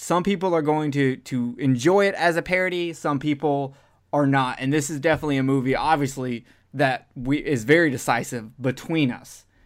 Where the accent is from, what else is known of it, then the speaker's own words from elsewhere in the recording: Alabama, United States; I'm from Alabama